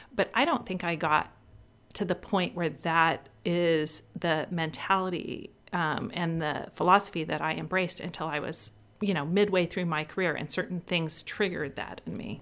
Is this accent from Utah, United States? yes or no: no; Northern California, United States; moved away; I grew up in a small town in Northern California